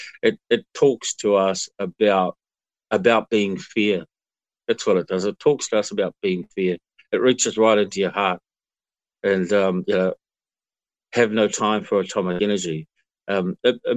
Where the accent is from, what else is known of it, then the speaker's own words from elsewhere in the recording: Hawke's Bay, New Zealand; I grew up in Hawke's Bay when our families used to go and camp alongside the orchards